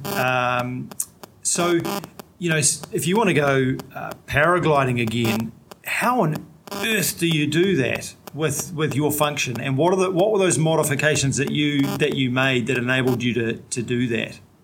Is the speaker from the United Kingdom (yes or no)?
no; New Zealand; I'm a paraplegic from New Zealand